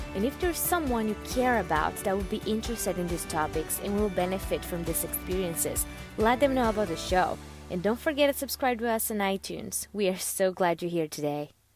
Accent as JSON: {"language": "English", "country": "Brazil", "tie": "born or raised there", "also_born_or_lived": "Dublin, Ireland", "second_language": "English", "moved": "as an adult", "said": "I was born and raised in Brazil"}